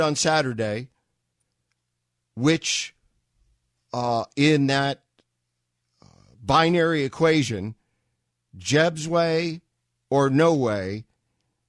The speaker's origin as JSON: {"language": "English", "region": "New York", "country": "United States", "moved": "yes", "said": "I was from New York, and so I listened to Barry Farber and Bob Grant"}